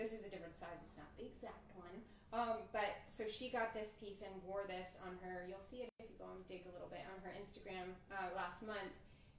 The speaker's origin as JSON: {"language": "English", "region": "the South", "country": "United States", "said": "I'm a jeans and a t-shirt girl. I'm from the South"}